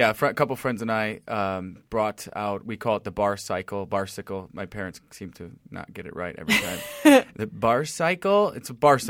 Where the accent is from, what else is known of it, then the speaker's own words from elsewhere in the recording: Chicago, Illinois, United States; Which, Angie's from Chicago. I'm from Chicago. We got to be friends from being from Chicago